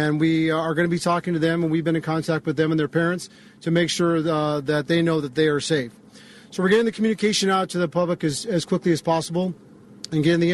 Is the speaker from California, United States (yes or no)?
yes; Santa Clarita, California, United States; I've been a 52-year resident of Santa Clarita, and I grew up in the Saugus area